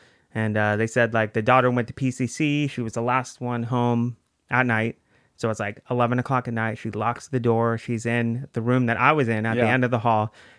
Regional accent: Virginia, United States; But then my dad worked at the Pentagon. So we lived in Virginia. Yeah.

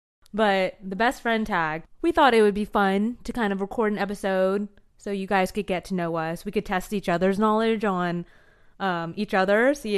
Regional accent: San Diego, California, United States; for reference, I am from San Diego.

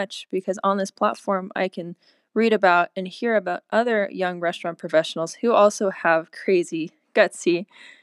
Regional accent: Southern California, United States; I'm a cook from Southern California

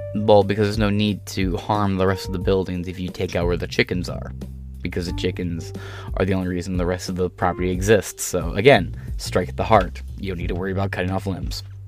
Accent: Michigan, United States; also born or lived in Ohio / Illinois / Wisconsin; I'm a Michigan native

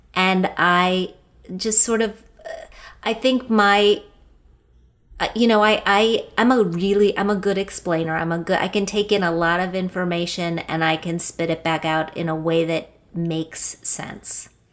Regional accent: Wheeling, West Virginia, United States; I grew up in Wheeling, West Virginia.

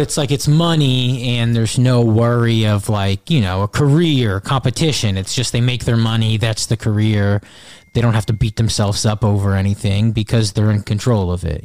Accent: Pequannock, New Jersey, United States; moved away as an adult; also born or lived in Brooklyn; now in Jersey City, United States; Pequannock, New Jersey. It's Morris County. North Jersey.

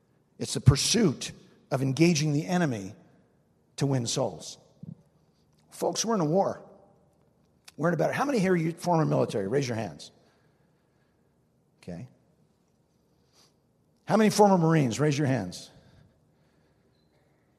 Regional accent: New Jersey, United States; I'm from New Jersey

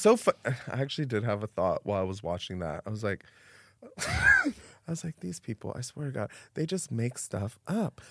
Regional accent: Miami, Florida, United States; moved away; also born or lived in New York; I grew up in Miami

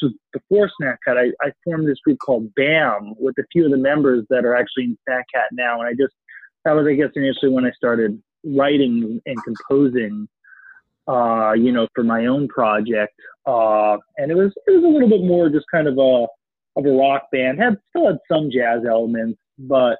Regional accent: New York City, New York, United States; also born or lived in Baltimore; I grew up in New York, actually

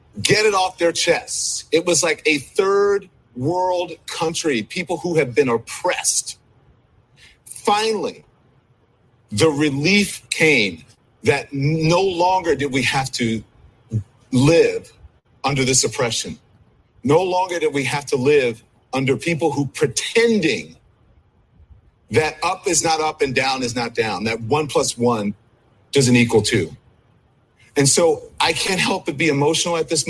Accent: United States; I am an American

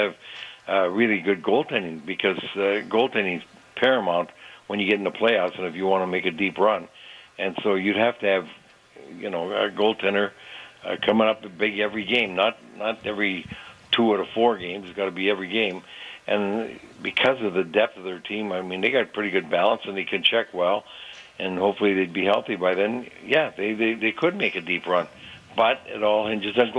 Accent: Canada; moved away; we were Canadian citizens, Bill and I and George Connick

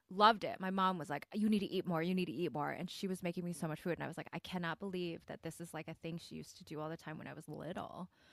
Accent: Midwest, Michigan, United States; accent: Michigan-Korean, Midwest Korean; I grew up in the Midwest

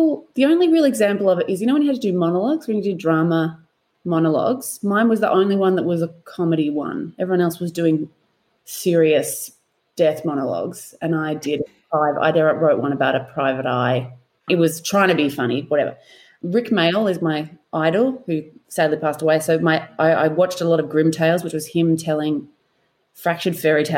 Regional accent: Melbourne, Victoria, Australia; also born or lived in Perth; I am from Melbourne

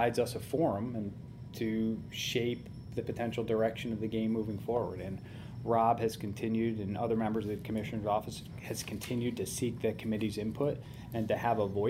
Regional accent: Orange, Connecticut, United States; moved away as an adult; now in Cleveland, United States; when I was a 18-year-old growing up in Orange, Connecticut

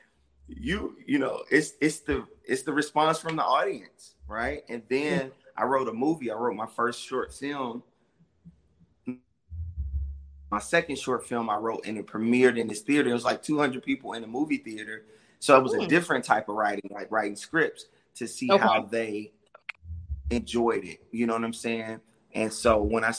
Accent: Chicago, Illinois, United States; I'm from Chicago

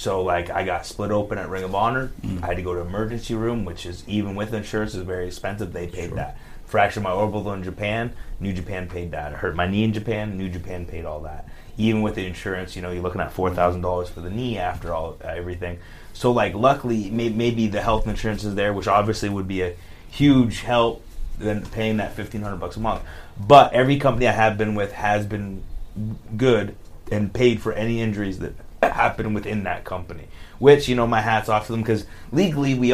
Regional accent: Canada; moved away as an adult; now in United States; as a Canadian moving to the States

